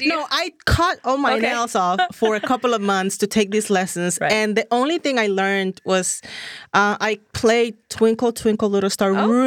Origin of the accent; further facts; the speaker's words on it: Dominican Republic; English is a second language; moved away as an adult; now in Los Angeles, United States; I'm originally born and raised in Dominican Republic.